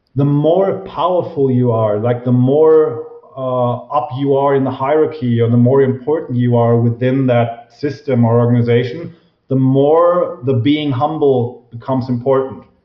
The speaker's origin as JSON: {"language": "English", "country": "Germany", "said": "I'm from Germany, obviously"}